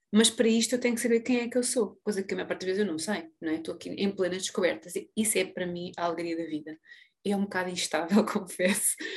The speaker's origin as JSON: {"language": "Portuguese", "country": "Portugal", "said": "a todos nós enquanto portugueses"}